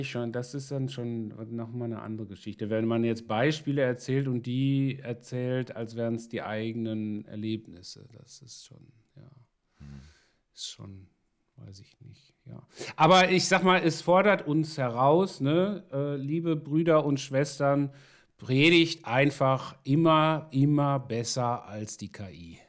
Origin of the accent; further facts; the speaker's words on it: Ruhr area, North Rhine-Westphalia, Germany; ich komme aus dem Ruhrgebiet